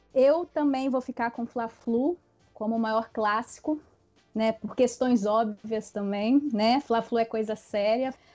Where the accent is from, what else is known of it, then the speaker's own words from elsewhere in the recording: Espírito Santo, Brazil; eu sou do Espírito Santo, sou capixaba